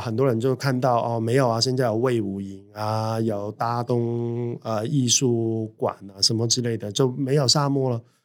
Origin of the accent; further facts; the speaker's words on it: Hong Kong; now in Taiwan; 我在台湾其实是没有老家的嗯。。我去到哪里，我都是香港人啊